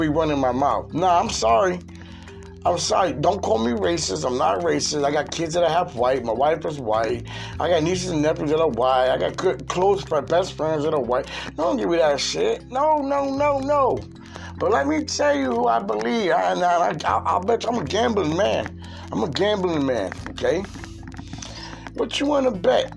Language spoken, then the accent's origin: English; Florida, United States; moved away as an adult; now in Pennsylvania, United States; I was raised in Florida since I was 10 years old. I reside in PA right now